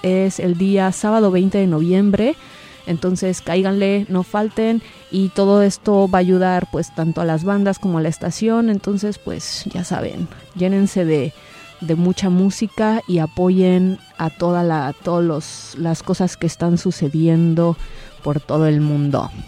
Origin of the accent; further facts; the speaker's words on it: Mexico City, Mexico; now in San Francisco Bay Area, United States; varias personas que somos parte de esta estación, pues de hecho también somos de la Ciudad de México